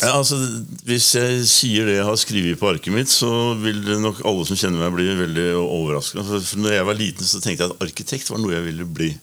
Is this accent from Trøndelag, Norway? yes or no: no; Oslo, Norway; en Oslo-gutt